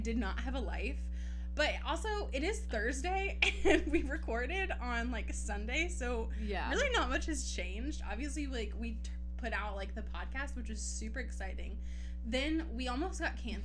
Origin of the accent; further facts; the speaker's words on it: Clearwater, Florida, United States; I grew up in Clearwater, Florida.